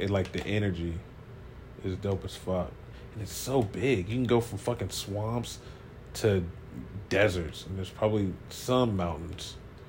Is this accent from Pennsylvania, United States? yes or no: no; Columbus, Ohio, United States; moved away as an adult; now in Texas, United States; growing up in Columbus